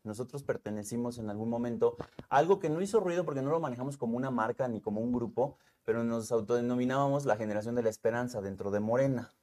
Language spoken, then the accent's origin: Spanish; Temixco, Morelos, Mexico; also born or lived in Cuernavaca, Mexico; parte de mi infancia es en Temisco, en la colonia